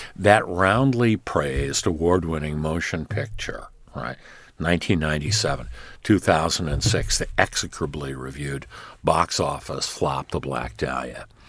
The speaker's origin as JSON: {"language": "English", "town": "Los Angeles", "region": "California", "country": "United States", "tie": "born or raised there", "said": "the history of my hometown, L"}